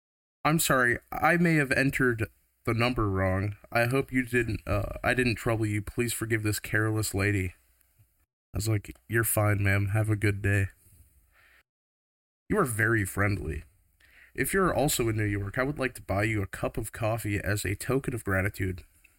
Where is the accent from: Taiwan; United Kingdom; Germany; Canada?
Taiwan; moved away as an adult; now in United States; I am from Taiwan. I've been living in the U.S. for 3 years now.